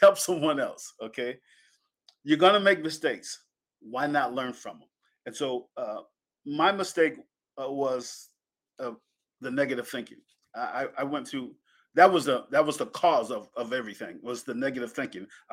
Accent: Penn Yan, New York, United States; born or raised there; moved away

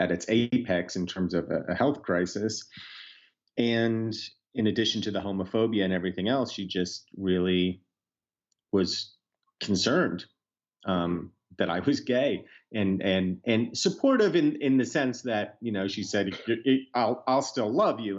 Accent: United States; as an American, but also as a Jew

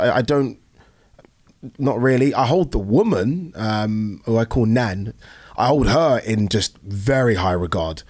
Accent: Brighton, South East England, United Kingdom; also born or lived in Nigeria; I was born in Nigeria. I came here when I was one. and I was fostered with a white family in Brighton

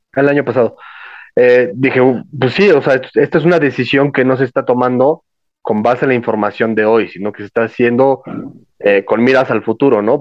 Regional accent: Mexico; soy mexicano

